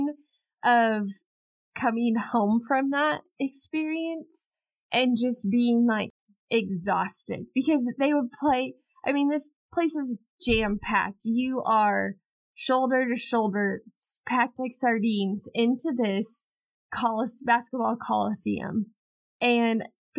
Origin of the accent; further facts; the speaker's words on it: United States; I'm also from America